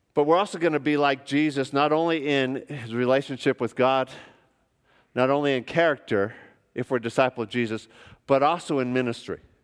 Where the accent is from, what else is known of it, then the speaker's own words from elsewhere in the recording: United States; moved away as an adult; also born or lived in Melbourne, Australia; I'm an American